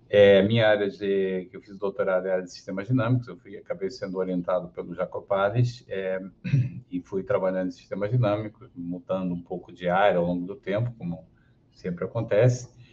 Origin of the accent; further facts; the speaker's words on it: Portugal; moved away as an adult; also born or lived in Porto, Portugal; now in Rio de Janeiro, Brazil; eu sou carioca de nascimento, meus pais eram imigrantes portugueses é, que viveram no, no, Rio nos anos 50 até o início dos anos 60. E na época que eu nasci, minha mãe já estava querendo voltar para a terrinha, então aproveitou, pegou o bebê, levou no colo e me criou lá.